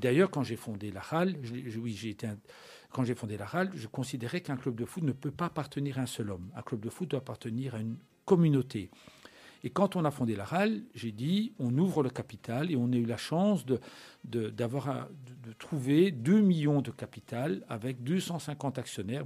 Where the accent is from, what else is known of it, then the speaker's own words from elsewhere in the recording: La Louvière, Wallonia, Belgium; j'habite à la Louvière, je suis né à la Louvière, j'ai commencé ma carrière à la Louvière.